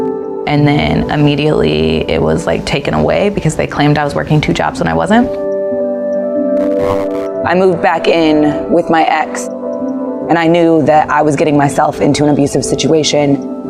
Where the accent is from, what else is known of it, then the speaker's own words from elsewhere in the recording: Kansas City, Missouri, United States; I was born and raised in the Northland of Kansas City. My mom was a single mom. We lived in a tent for a little while. We lived in friends' basements.